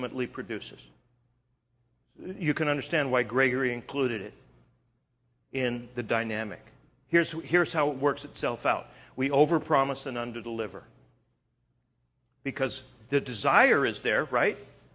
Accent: Canada; moved away; I'm originally from Canada

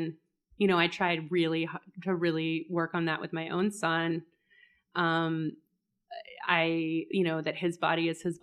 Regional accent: Oklahoma, United States; I'm from Oklahoma

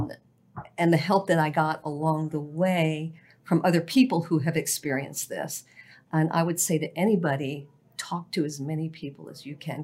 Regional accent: Miami, Florida, United States; also born or lived in Buffalo, New York; I was born in Buffalo, New York, raised in Miami, Florida

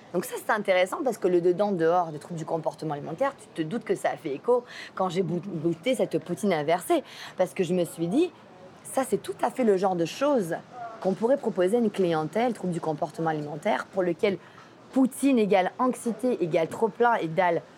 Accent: Provence-Alpes-Côte d'Azur, France; moved away; je viens pas du lac Saint-Jean, je viens de France, je viens de la Côte d'Azur

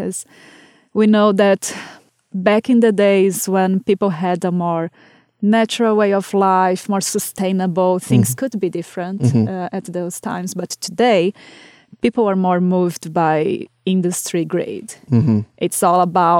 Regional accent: Brazil; moved away; my hometown back in Brazil

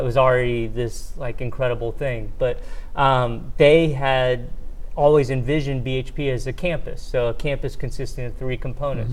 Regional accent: Shreveport, Louisiana, United States; I grew up in Shreveport

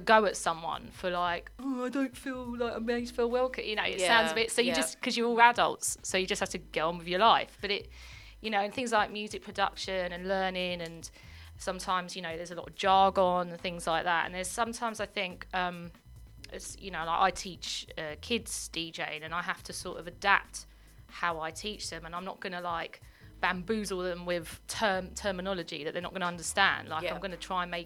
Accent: London, United Kingdom; growing up in South London

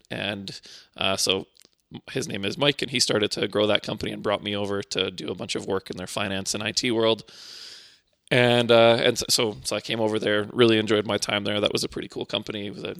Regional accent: Winnipeg, Manitoba, Canada; also born or lived in Poland; And then we ended up in Winnipeg, and that's where I spent most of my growing up life.

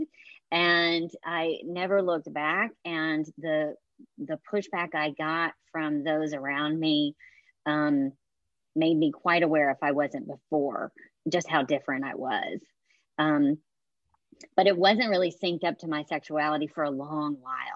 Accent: Hattiesburg, Mississippi, United States; moved away as an adult; also born or lived in San Francisco; now in New York City, United States; I was raised in South Mississippi and reared in a Southern Baptist

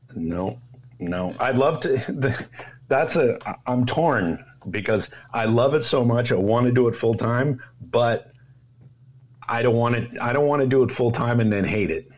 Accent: Toronto, Ontario, Canada; born or raised there; moved away as an adult; now in Bay Area, United States

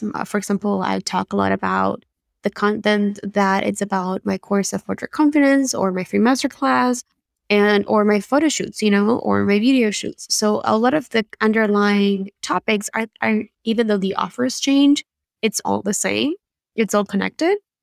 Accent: Buenos Aires, Argentina; English is a second language; moved away as an adult; now in United States; The accent you hear is from Buenos Aires, Argentina, uh, where I grew up, and I moved to the States in two thousand ten

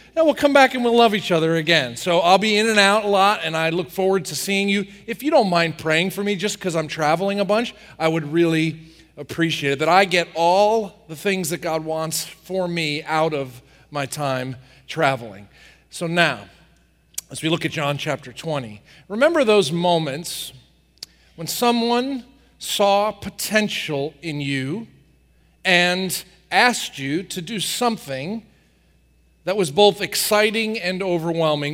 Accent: New Jersey, United States; I grew up in New Jersey working on the farm

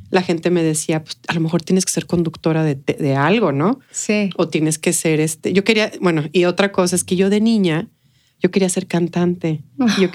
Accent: El Paso, Texas, United States; also born or lived in Mexico City, Mexico / McAllen, United States / Brownsville, United States; nací en la Ciudad de México, eh, al año nos fuimos a vivir a McAllen, de McAllen a Brownsville y luego del Brownsville al Paso.

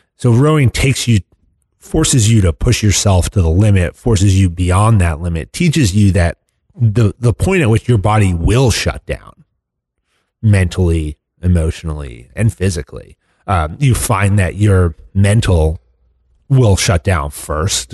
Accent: United States; fortunate enough to grow up in this country

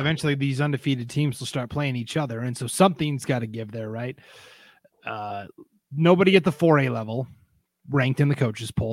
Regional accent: Montana, United States; moved away; I'm, I'm from Montana

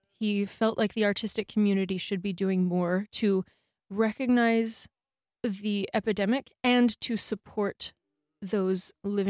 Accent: United States; moved away as an adult; now in Berlin, Germany; I am an American, have been living in Berlin for almost 6 years. So I'm, I guess, halb Berlinerin.

